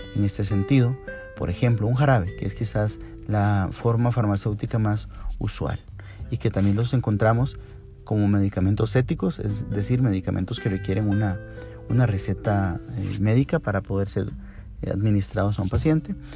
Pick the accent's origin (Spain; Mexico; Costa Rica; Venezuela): Costa Rica; en nuestro país, en Costa Rica